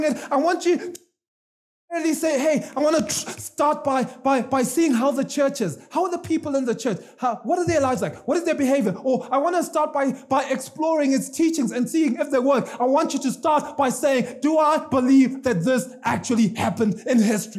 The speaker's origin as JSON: {"language": "English", "country": "Zimbabwe", "moved": "yes", "said": "I'm from Zimbabwe"}